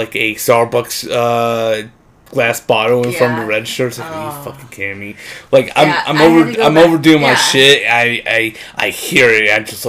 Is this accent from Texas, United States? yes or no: no; Ohio, United States; moved away; I come from Ohio.